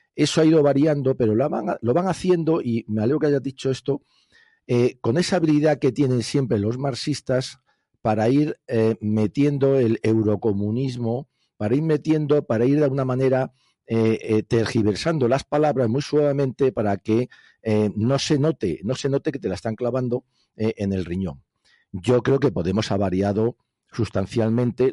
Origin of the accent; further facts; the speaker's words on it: Spain; nosotros, europeos españoles, españoles europeos